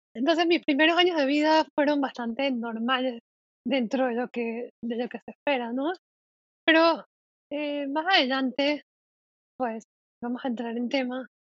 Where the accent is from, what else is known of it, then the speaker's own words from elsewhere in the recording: Panama; soy de Panamá